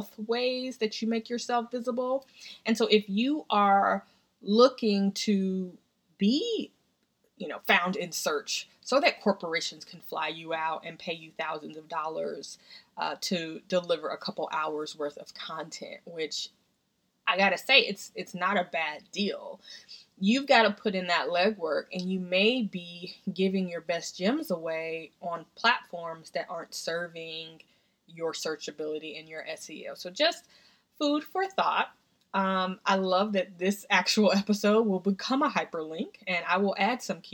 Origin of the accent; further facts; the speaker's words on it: Tennessee, United States; now in Washington, D.C., United States; We grew up together in Tennessee.